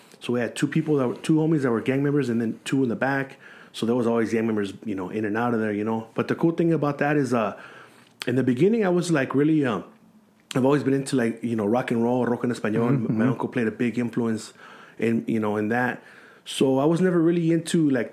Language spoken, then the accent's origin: English; San Gabriel, California, United States; also born or lived in La Puente; I grew up in San Gabriel, mm-hmm. which is, like, the reason why they call it the San Gabriel Valley. That's where I grew up